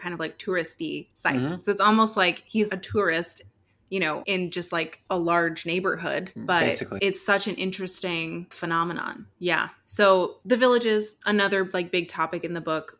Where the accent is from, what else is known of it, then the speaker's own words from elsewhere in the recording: Seattle, Washington, United States; I grew up in Washington State, Seattle area